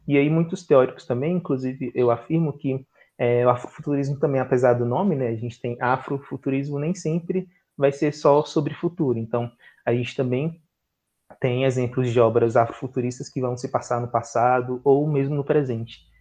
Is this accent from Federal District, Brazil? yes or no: yes; Brasília, Federal District, Brazil; Eu sou daqui de Brasília